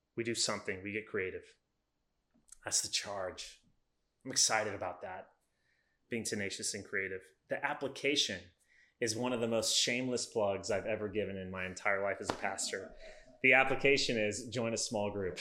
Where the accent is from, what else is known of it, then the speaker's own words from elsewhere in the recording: United States; As Americans